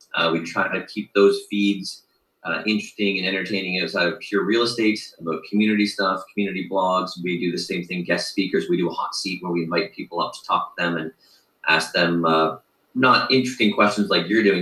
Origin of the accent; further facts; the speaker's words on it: Mississauga, Ontario, Canada; also born or lived in Tokyo, Japan; having moved here from Tokyo, Japan, uh, but yeah. growing up in Mississauga